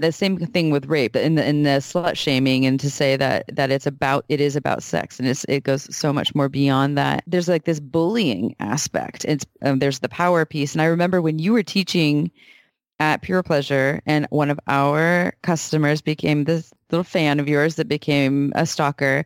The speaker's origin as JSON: {"language": "English", "town": "Santa Cruz", "region": "California", "country": "United States", "tie": "born or raised there", "said": "born and raised in Santa Cruz, such as myself"}